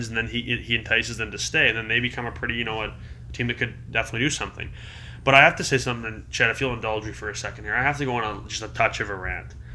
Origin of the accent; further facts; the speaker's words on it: Toronto, Ontario, Canada; growing up in Toronto